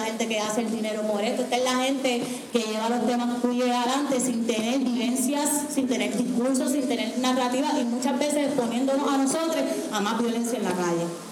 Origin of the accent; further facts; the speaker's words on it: Puerto Rico; yo soy del área azul de uno de los pueblos más pobres del país, de uno de los pueblos donde más gente negra vive, de ahí yo vengo